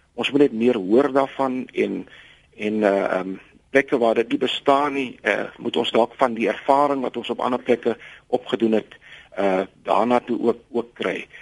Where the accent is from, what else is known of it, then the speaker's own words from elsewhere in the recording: South Africa; ons as Suid-Afrikaners